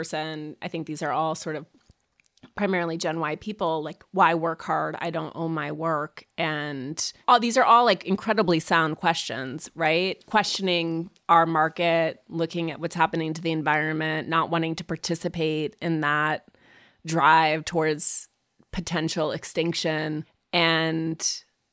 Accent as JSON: {"language": "English", "region": "Montana", "country": "United States", "tie": "born or raised there", "moved": "yes", "said": "I grew up in Montana"}